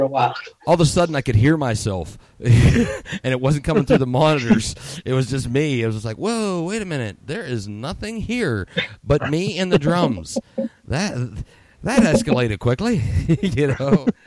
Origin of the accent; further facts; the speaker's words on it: Katanning, Pennsylvania, United States; now in Lisbon, United States; I was originally from Katanning, kind of like Fenelton, in between Katanning and Butler. But Katanning, I call it. You know, I'm always going to be a K-Town guy. But right now, I'm in Lisbon, Ohio, which ain't too far from Elwood City.